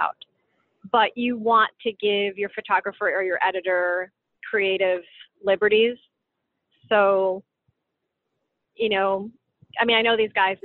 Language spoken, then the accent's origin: English; Chicago, Illinois, United States; I grew up in Chicago